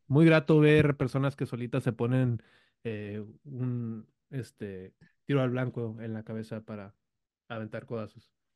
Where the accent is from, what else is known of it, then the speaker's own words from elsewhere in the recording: Baja California, Mexico; Acá somos la República de Baja California del Brazo Poderoso